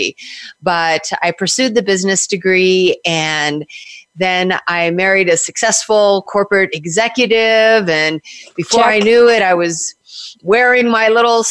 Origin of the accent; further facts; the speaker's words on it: Southern California, United States; moved away as an adult; also born or lived in New York / New Jersey; I was born in California and I was raised on the beaches of Southern California